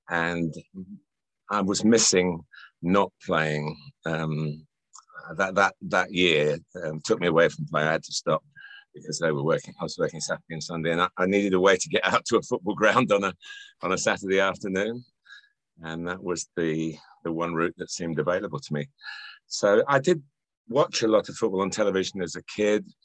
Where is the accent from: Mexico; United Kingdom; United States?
United Kingdom; Chester, North West England; born there; I was born in Chester, although I haven't lived in the Northwest much